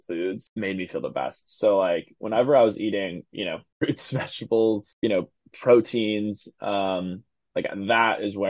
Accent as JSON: {"language": "English", "region": "East Coast", "country": "United States", "moved": "yes", "lives_now": "Seattle, United States", "said": "I'm from the East Coast"}